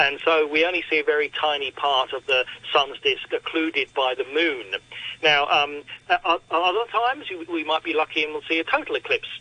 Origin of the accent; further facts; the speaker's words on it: Australia; now in Hong Kong; I'm Australian